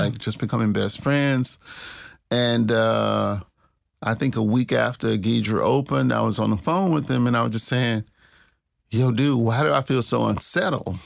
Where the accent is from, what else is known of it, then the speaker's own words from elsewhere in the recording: Clarksdale, Mississippi, United States; also born or lived in Tupelo, Mississippi; I grew up in the Delta, the Mississippi Delta. I grew up kinda in two places. I was born in Tupelo, Mississippi